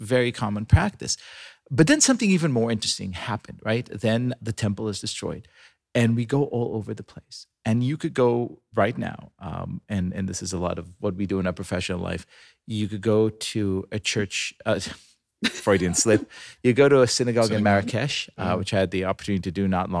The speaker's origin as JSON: {"language": "English", "country": "Israel", "tie": "born or raised there", "moved": "yes", "said": "I'm a ninth generation Israeli. You know, I was born in Israel"}